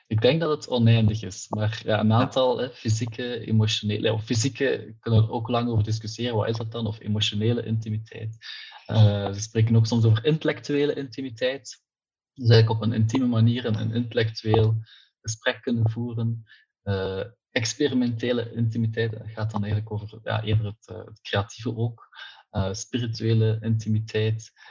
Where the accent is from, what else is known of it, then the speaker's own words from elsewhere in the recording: Ghent, Flanders, Belgium; Ik ben afkomstig uit het Gentse.